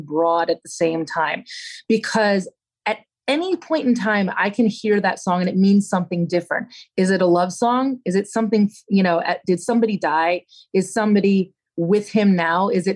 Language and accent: English; Pennsylvania, United States; moved away as an adult; now in Nashville, United States; when I was growing up in Pennsylvania